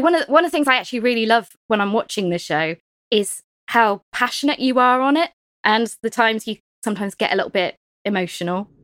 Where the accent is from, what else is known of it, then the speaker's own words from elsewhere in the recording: Cornwall, South West England, United Kingdom; being Cornish